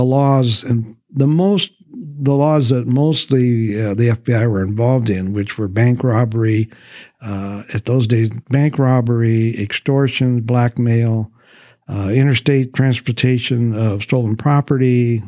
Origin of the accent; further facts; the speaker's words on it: Grand Island, Nebraska, United States; moved away as an adult; also born or lived in Memphis, Tennessee / Minot, North Dakota; now in Mansfield, United States; I grew up in Nebraska